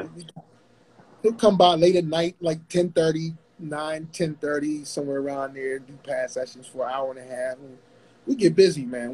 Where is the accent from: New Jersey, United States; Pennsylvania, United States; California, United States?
Pennsylvania, United States; Pittsburgh; I'm originally from Pittsburgh